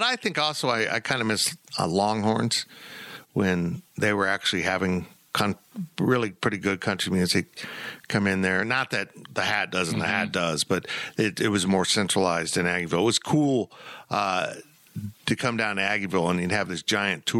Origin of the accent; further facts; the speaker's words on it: Salina, Kansas, United States; I grew up in Salina.